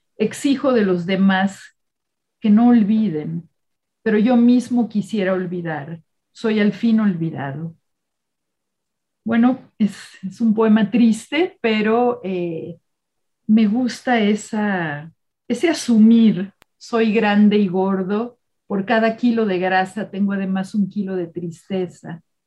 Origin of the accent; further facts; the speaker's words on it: Mexico City, Mexico; como joven en la preparatoria eh, de un colegio hebreo en la Ciudad de México